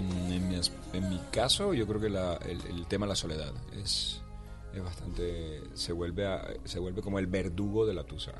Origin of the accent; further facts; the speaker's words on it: Colombian Caribbean coast, Caribbean Region, Colombia; soy costeño